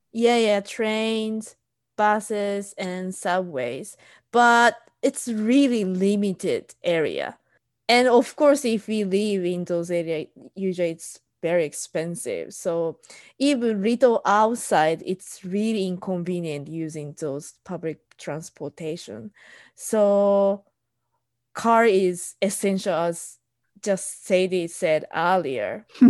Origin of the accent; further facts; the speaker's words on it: Japan; moved away as an adult; also born or lived in Southern California; now in United States; I'm Japanese and I'm living in US